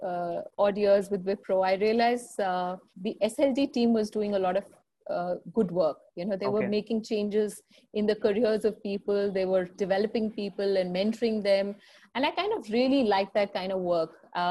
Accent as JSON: {"language": "English", "town": "Lucknow", "region": "Uttar Pradesh", "country": "India", "moved": "yes", "lives_now": "Delhi, India", "said": "So 17 years back, when I came from Lucknow to Delhi, I realized that it's not an easy world out there."}